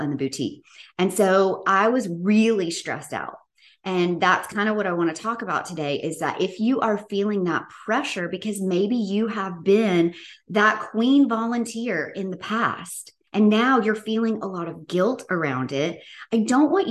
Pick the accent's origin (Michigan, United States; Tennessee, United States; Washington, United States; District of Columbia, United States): Tennessee, United States; Bartlett; I grew up in Memphis, Tennessee, in Bartlett